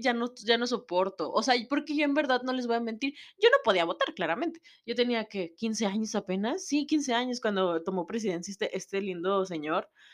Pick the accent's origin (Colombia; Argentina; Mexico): Mexico; yo sé cómo es la situación en mi país, yo sé cómo es la situación en México